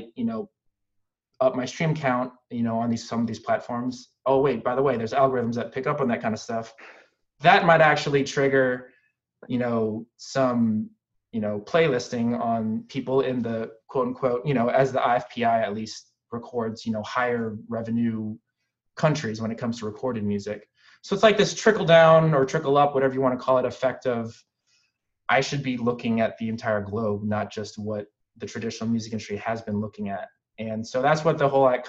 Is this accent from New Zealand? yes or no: no; Philippines; I'm Filipino